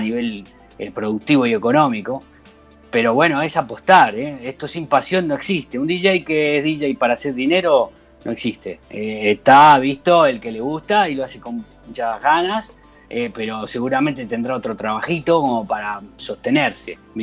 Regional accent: Rosario, Santa Fe, Argentina; also born or lived in Brazil; now in Santa Cruz de Tenerife, Spain; salí de Rosario hace un montón. Yo viví muchos años en Brasil también, primero.

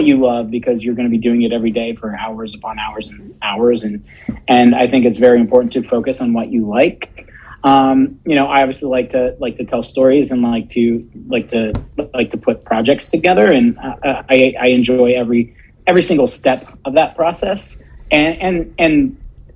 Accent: Punxsutawney, Pennsylvania, United States; moved away as an adult; also born or lived in DuBois, Pennsylvania / Erie, Pennsylvania / Pittsburgh, Pennsylvania; we grew up in Punxsutawney

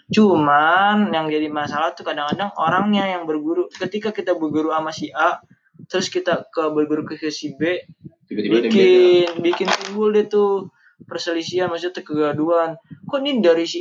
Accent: Jakarta, Indonesia; Nih, kita orang Betawi nih nyari guru.

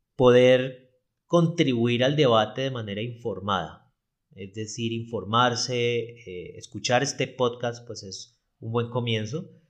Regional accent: Cali, Valle del Cauca, Colombia; yo soy de Cali, Colombia

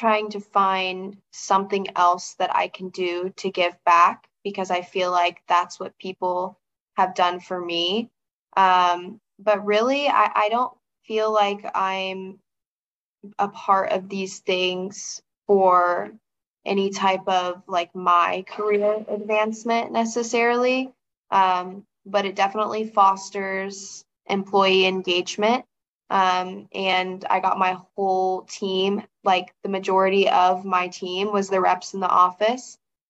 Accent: the South, United States; And my hometown is just like the South. That's all I can explain it as, is just the South. So little small town out in the middle of nowhere.

